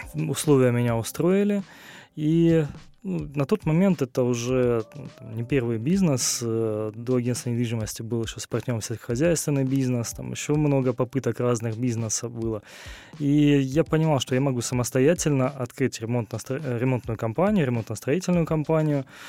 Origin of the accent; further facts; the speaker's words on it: Rostov-on-Don, Rostov Oblast, Russia; я родился в Ростове-на-Дону, здесь же проживаю основную часть времени